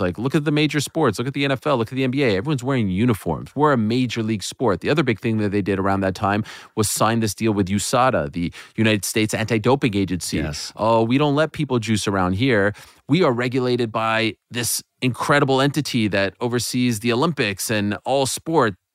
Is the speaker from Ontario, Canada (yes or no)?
no; Montreal, Quebec, Canada; that was actually my hometown of Montreal